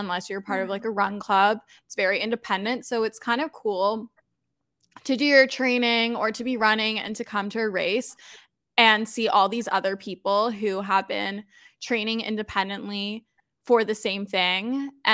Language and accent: English; Toronto, Ontario, Canada; I'm born and raised in Toronto, Canada.